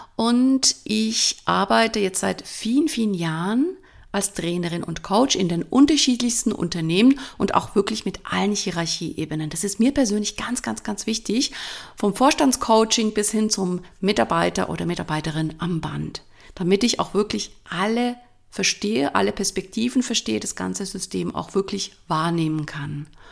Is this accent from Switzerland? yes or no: yes; Switzerland; accent: Swiss German; first language Swiss German; moved away as an adult; Ich komme ursprünglich aus der Schweiz, bin da geboren und aufgewachsen. Ich rede jetzt in Schweizerdeutsch, das ist meine Muttersprache.